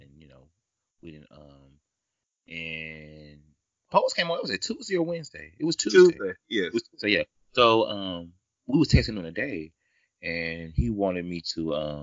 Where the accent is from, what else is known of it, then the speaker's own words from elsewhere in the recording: the South, United States; I know I'm from the South